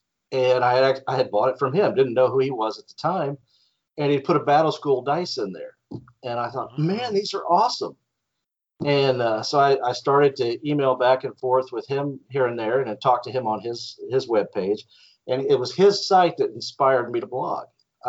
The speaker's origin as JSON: {"language": "English", "area": "Northeast Tennessee", "region": "Southwest Virginia", "country": "United States", "tie": "born or raised there", "said": "Well, I grew up in Southwest Virginia, Northeast Tennessee"}